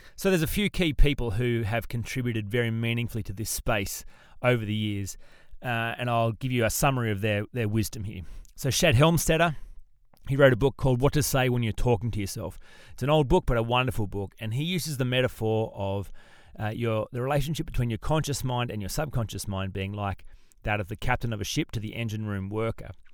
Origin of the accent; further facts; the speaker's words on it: Australia; as an Australian